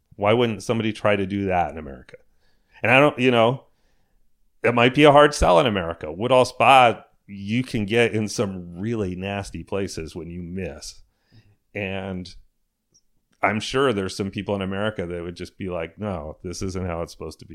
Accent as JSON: {"language": "English", "region": "Connecticut", "country": "United States", "tie": "born or raised there", "said": "I grew up in Connecticut"}